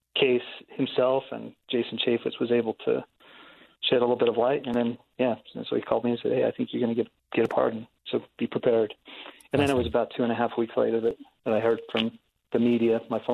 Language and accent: English; Blanding, Utah, United States; I come from Blanding